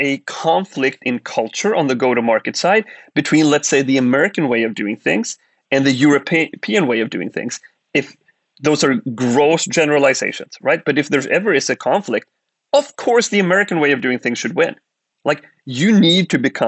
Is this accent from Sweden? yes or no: yes; Sweden; moved away as an adult; we grew up in Sweden. We were Swedes